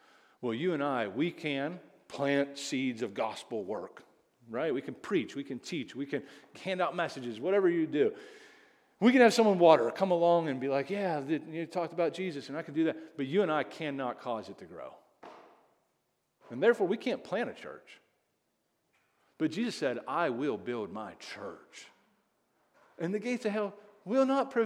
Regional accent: United States; I'm so American

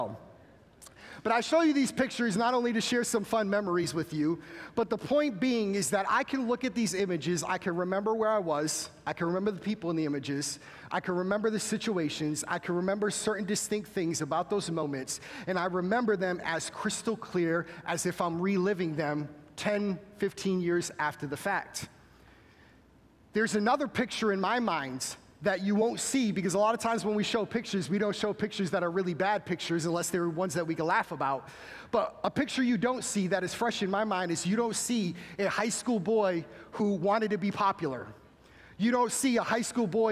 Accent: Massachusetts, United States; I am from Massachusetts, so I would be expelled from my home state

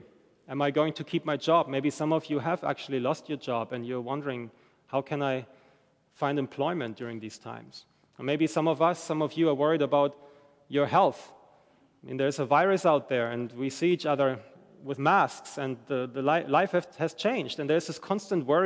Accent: Germany; moved away as an adult; I'm from Germany originally, and I moved here with my wife, my family, in January

